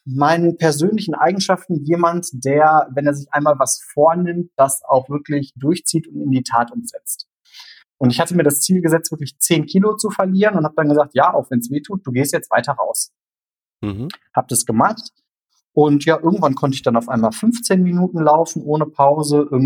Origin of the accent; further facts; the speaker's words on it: North Rhine-Westphalia, Germany; Aber aufgewachsen bin ich wirklich im Sauerland.